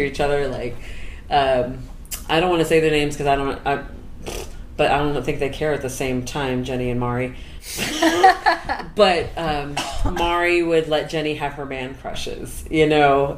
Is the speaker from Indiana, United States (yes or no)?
yes; Indiana, United States; I'm from Indiana